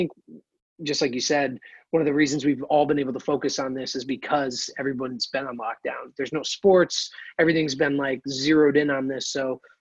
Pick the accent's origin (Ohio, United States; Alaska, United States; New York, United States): New York, United States; Mechanicville; I'm originally from Mechanicville, New York